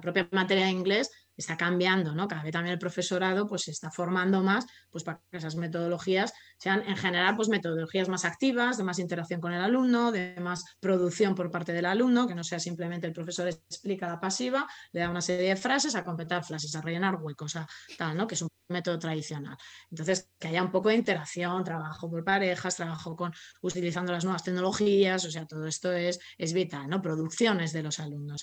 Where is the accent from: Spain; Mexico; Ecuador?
Spain; yo soy español